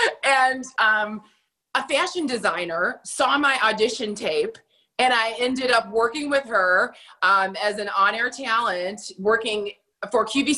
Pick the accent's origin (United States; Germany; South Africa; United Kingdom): Germany; Well, I came from Germany.